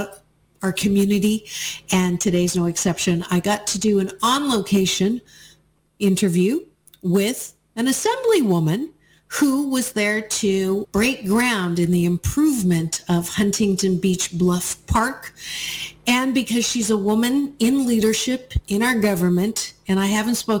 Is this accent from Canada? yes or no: yes; Canada; moved away; I was born in Canada